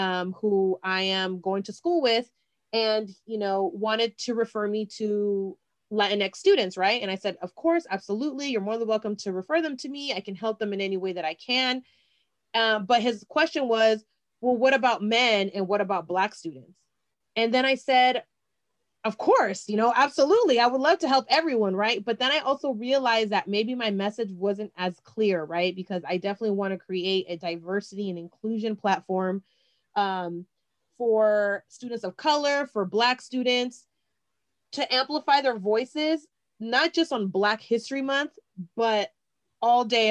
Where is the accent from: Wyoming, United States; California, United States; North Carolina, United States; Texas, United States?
California, United States; the Bay Area; I'm from the Bay